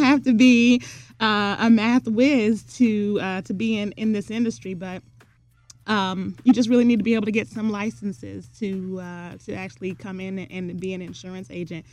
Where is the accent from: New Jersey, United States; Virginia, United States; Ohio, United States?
Ohio, United States; Columbus; I grew up in the North Linden area here in Columbus, Ohio.